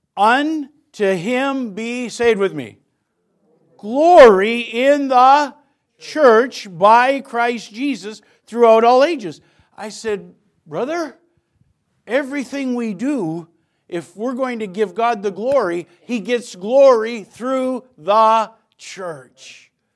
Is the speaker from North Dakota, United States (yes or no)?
yes; North Dakota, United States; born and raised in North Dakota, got saved at eighteen at Bible Baptist Church.